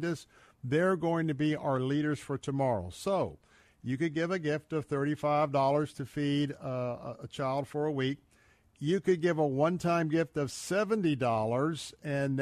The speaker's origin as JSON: {"language": "English", "town": "Tampa", "region": "Florida", "country": "United States", "tie": "born or raised there", "said": "I was born and raised right here in Tampa"}